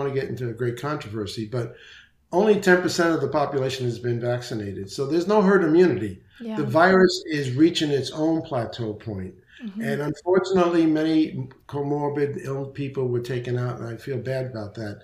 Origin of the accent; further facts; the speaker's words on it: New York City, New York, United States; now in Naples, Florida, United States; I'm from the Bronx, so my diction may not be perfect